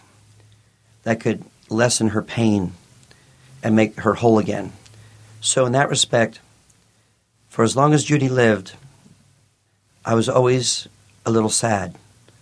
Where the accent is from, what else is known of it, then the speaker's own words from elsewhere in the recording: New York City, New York, United States; moved away; I grew up in New York City.